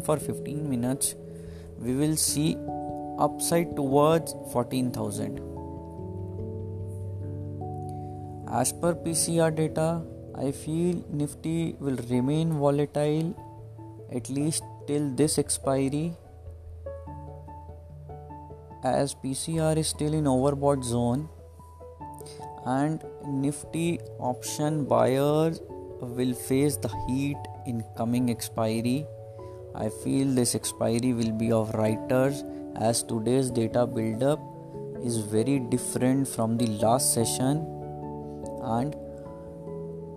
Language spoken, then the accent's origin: English; Delhi, India; I am from Delhi, India